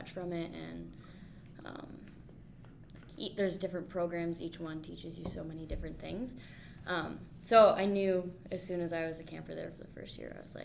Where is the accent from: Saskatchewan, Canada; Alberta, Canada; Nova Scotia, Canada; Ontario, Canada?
Ontario, Canada; Grand Bend; my hometown, Grand Bend